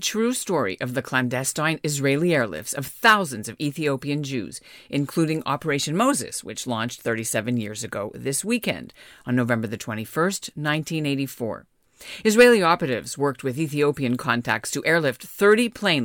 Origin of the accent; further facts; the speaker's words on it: Montreal, Quebec, Canada; I grew up in Montreal